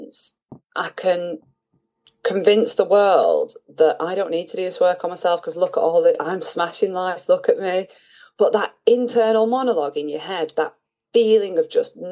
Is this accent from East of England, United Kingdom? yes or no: no; Manchester, North West England, United Kingdom; moved away as an adult; also born or lived in Bristol / London / France / Austria; now in Italy; my childhood home in North Manchester, and it's home